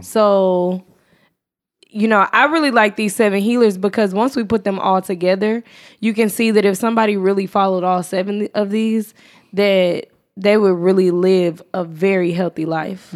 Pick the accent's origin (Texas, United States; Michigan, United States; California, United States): Texas, United States; moved away; I'm from Texas